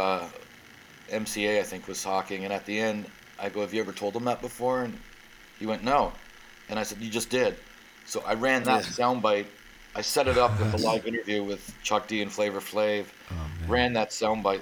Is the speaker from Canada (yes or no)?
yes; Welland, Ontario, Canada; I was born in Welland, Ontario.